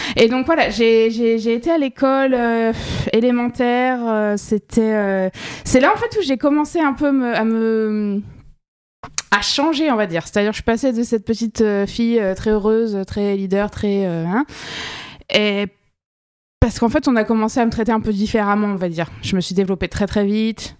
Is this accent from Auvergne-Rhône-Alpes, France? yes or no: no; Colmar, Grand Est, France; also born or lived in Toulouse / Les Pins, near Nice / New York; now in Miami, United States; j'ai grandi en Alsace, euh, c'était différent, c'était c'était froid. Ouais, dans une petite ville qui s'appelle Colmar